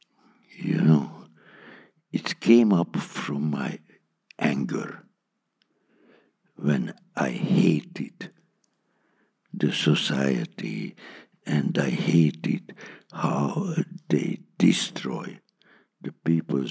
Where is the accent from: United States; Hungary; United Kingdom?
Hungary; English is a second language; my mother language is not English